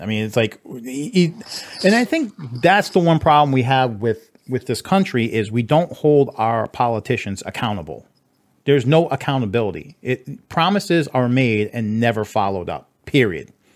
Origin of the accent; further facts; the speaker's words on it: Massachusetts, United States; now in Texas, United States; I am from Massachusetts, which is a very liberal state